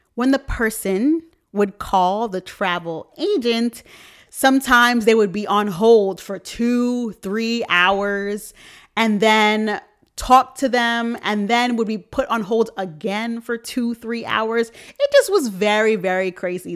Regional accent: New York, United States; I'm from New York

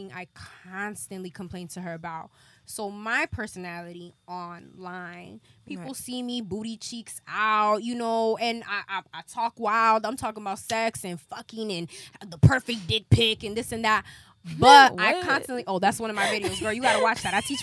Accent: Los Angeles, California, United States; I'm from South Central

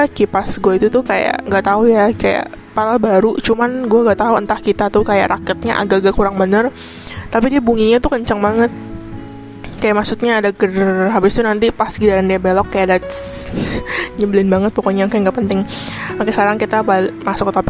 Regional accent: Indonesia; now in Taiwan; Ya gue orang Indo, cuman sekarang itu kuliahnya di Taiwan

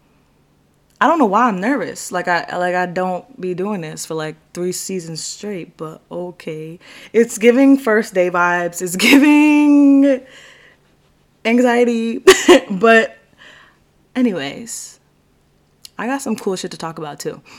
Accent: New York, United States; New York is my hometown. It's where I reside, where I'm at all the time

